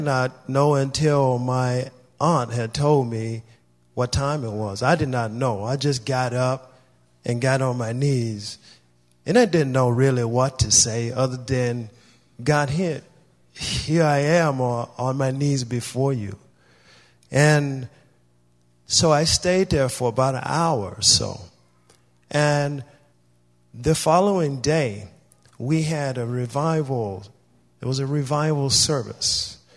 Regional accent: Louisiana, United States; I am originally from the South in Louisiana. I was born and raised there

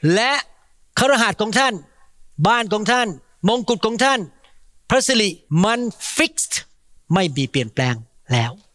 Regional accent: Thailand; now in United States; เราจึงเป็นคนไทย

